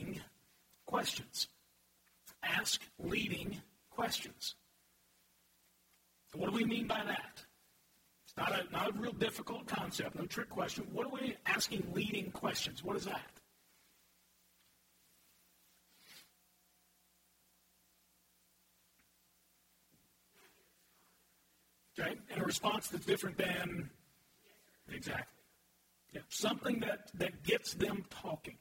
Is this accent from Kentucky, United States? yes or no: yes; Louisville, Kentucky, United States; also born or lived in Murray, Kentucky; moved back to Louisville. And I had, over time, I was real involved with my high school when I was a student and went back to coach there, and then I was the youth pastor of my home church